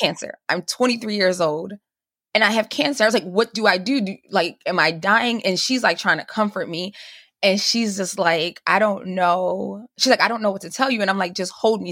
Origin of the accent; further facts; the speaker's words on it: Cuba; moved away; I'm originally from Cuba